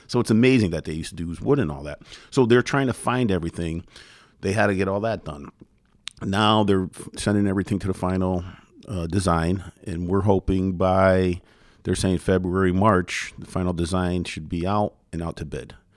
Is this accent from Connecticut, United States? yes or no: yes; Derby, Connecticut, United States; Born and raised in Derby, still lived in Derby